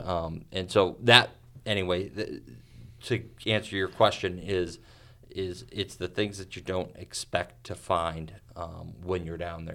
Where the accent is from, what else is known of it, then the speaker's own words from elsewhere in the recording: United States; as an American